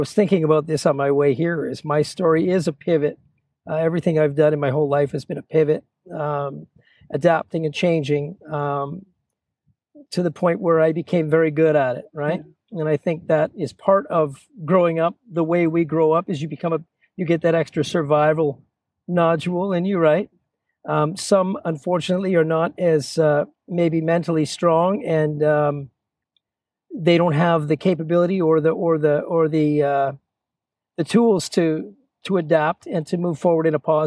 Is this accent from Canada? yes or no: yes; Chilliwack, British Columbia, Canada; also born or lived in Toronto, Ontario; I was born in Toronto, Ontario. I moved, early life for me was a bit of a blur. The youngest of 10, moved to Chilliwack. Really, that's where life began for me. Really, I say that I started here because this is really where I got here when I was 9 years old, going on 10.